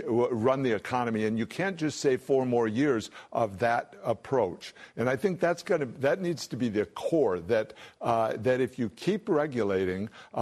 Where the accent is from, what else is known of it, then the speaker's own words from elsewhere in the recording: Michigan, United States; It's what, I'm from Michigan, so this is what you see going on.